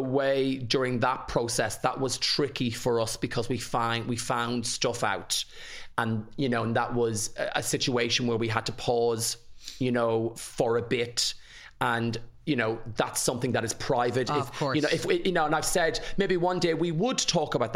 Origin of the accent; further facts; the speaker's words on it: Ireland; I rang somewhere here in Ireland because I'm Irish